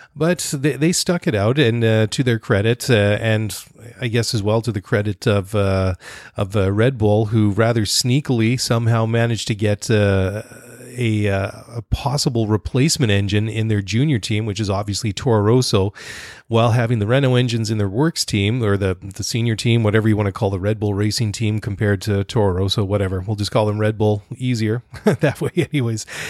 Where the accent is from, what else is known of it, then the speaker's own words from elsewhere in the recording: Canada; also born or lived in Netherlands; I'm Dutch Canadian